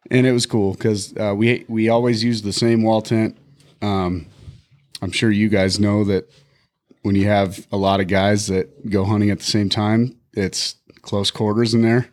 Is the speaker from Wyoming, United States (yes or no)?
yes; Bighorn Mountains, Wyoming, United States; now in Montana, United States; I grew up in the Bighorn Mountains.